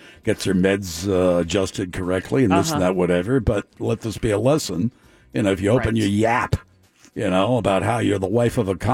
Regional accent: North Miami, Florida, United States; I grew up in North Miami. Miami Shores

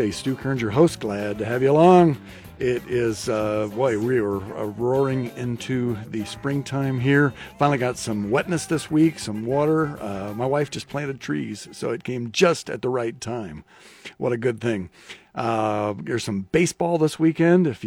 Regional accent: Norfolk, Nebraska, United States; I grew up in Norfolk, so about two hours north of here.

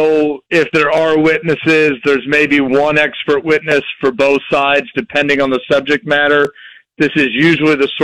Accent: Jefferson City, Missouri, United States; I grew up in Jefferson City, Missouri

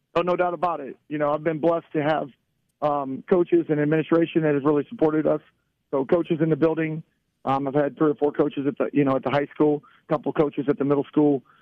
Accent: Barberton, Ohio, United States; as a kid growing up in Barberton.

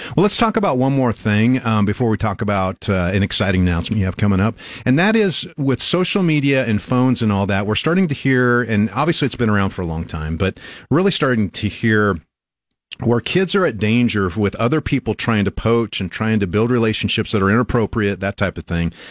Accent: Albion, Nebraska, United States; I grew up in Albion, small town. I knew everybody.

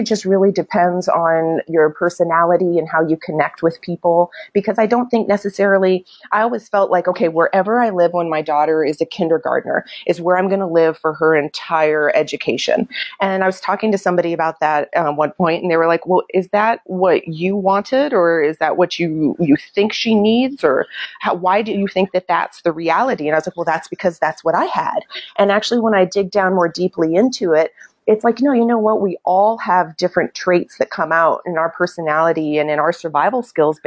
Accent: Prospect, Kentucky, United States; moved away as an adult; also born or lived in New York City / Los Angeles; I grew up in Oldham County Prospect, went out to schools out there and lived right along the river

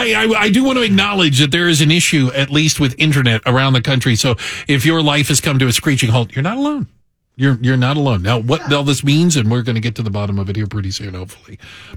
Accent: Tucson, Arizona, United States; I grew up in Tucson

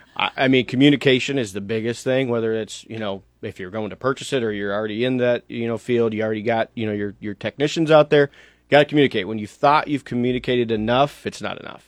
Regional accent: Lincoln, Nebraska, United States; I grew up in Lincoln

